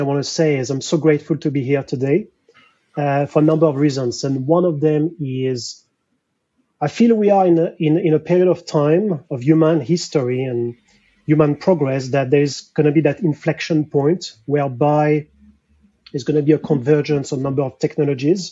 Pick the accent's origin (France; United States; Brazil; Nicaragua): France; accent: French; English is a second language; moved away as an adult; now in London, United Kingdom; So I'm French, difficult to hide my accent